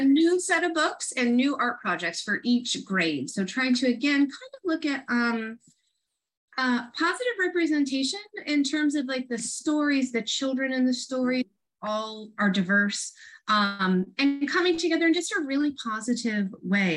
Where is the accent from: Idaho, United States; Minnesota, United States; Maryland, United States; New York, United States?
New York, United States; Rochester; moved away as an adult; also born or lived in Syracuse, New York; now in Southern California, United States; I'm from Rochester and went to graduate school in Syracuse